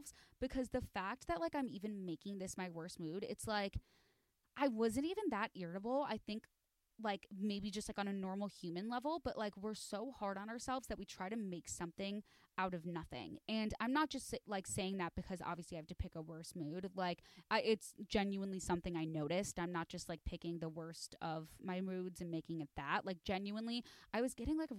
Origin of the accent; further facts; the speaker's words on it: Chicago, Illinois, United States; I'm from Chicago. And so I say aunt.